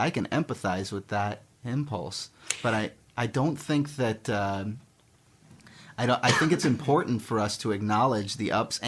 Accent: Miami Beach, Florida, United States; moved away as an adult; now in Los Angeles, United States; I'm from Miami Beach, Florida.

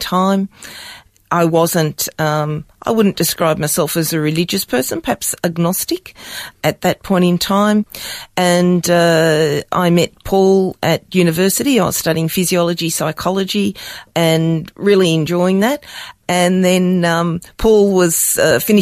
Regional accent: Melbourne, Victoria, Australia; also born or lived in Norway; I grew up in Melbourne

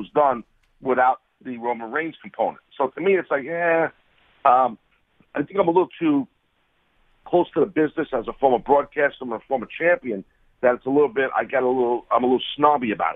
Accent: New York, United States; a New Yorker

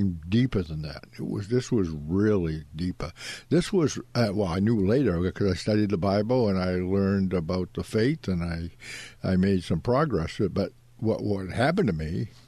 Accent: Ipswich, Massachusetts, United States; born or raised there

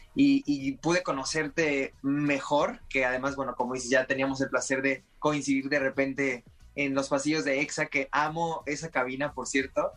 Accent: Puebla, Mexico; yo soy de Puebla

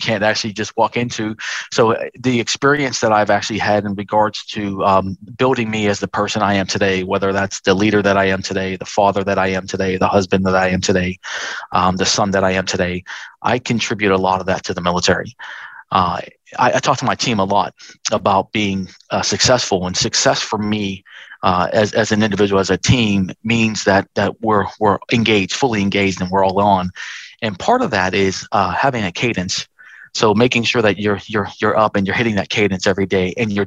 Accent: Pittsburgh, Pennsylvania, United States; moved away as an adult; now in Australia; I was born and raised in Pittsburgh, Pennsylvania.

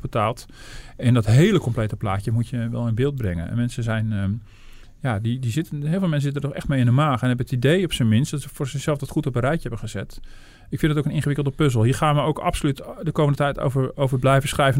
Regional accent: Netherlands; we als, als Hollanders

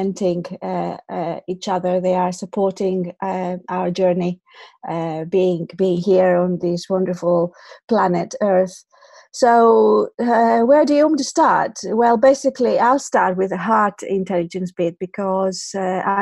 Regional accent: Athens, Attica, Greece; moved away as an adult; now in United Kingdom; I am Greek, I'm from Athens. Originally, I've lived in the UK for more than 20 years now.

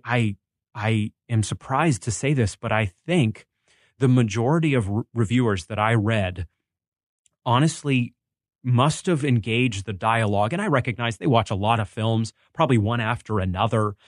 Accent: Maine, United States; I grew up in Maine

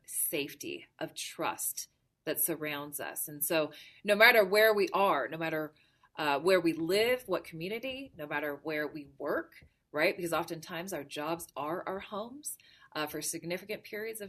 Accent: Salt Lake City, Utah, United States; also born or lived in Honolulu, Hawaii; I'm originally from the beautiful islands of Hawaii. So I was born in Honolulu, raised here in Salt Lake City

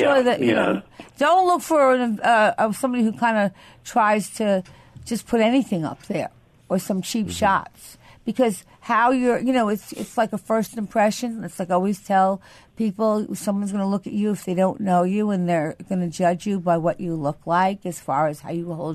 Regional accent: Syosset, New York, United States; Syosset, which is my hometown

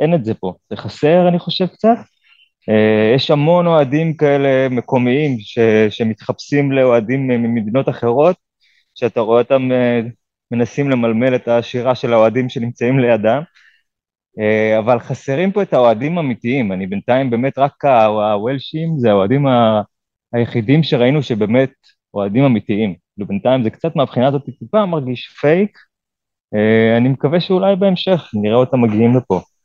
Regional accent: Israel

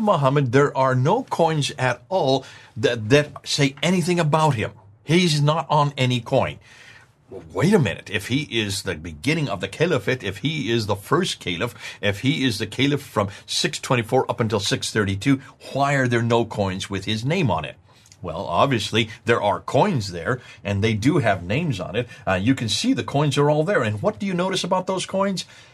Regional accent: United States; accent: American; my American accent

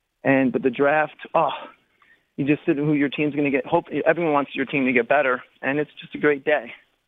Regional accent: Connecticut, United States; moved away as an adult; now in Texas, United States; I'm from Connecticut, but I'm down in Texas the last 9 years.

